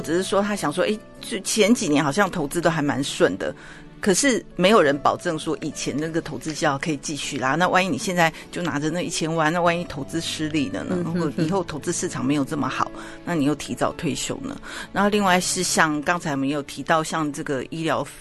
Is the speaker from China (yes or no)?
no; Taiwan; 假设我们台湾人对这个债券，美国的债券不是那么了解